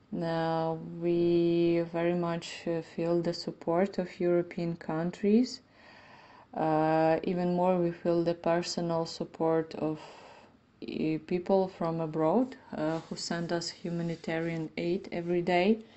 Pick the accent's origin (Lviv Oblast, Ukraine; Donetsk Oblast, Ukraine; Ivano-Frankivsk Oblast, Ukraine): Ivano-Frankivsk Oblast, Ukraine; Ivano-Frankivsk; I'm 32. I am a violinist from Ivano Frankivsk, uh, Western Ukraine